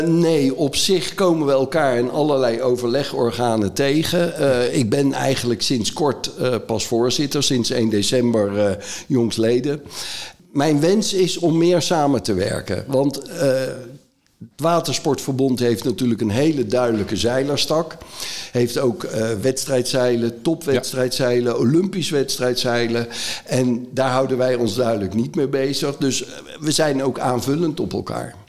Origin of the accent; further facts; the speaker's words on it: North Brabant, Netherlands; Ik kom zelf uit Brabant